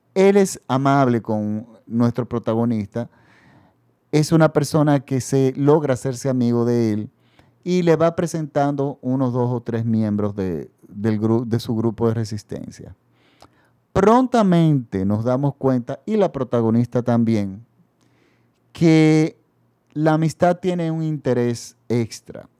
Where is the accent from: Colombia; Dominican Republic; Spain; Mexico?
Dominican Republic; en mi país el dictador Balaguer se había perpetuado